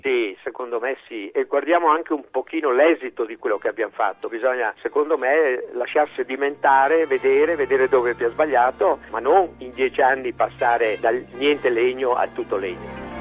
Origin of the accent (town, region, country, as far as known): Italy